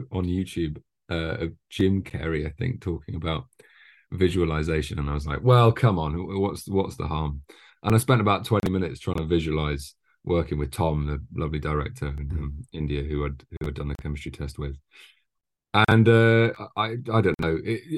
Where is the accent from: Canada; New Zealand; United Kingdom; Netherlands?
United Kingdom; London; I was born in Leytonstone, live in Leytonstone still